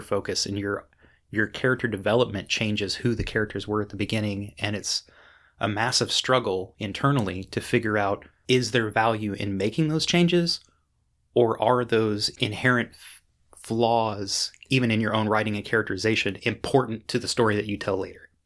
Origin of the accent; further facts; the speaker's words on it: United States; being an American reader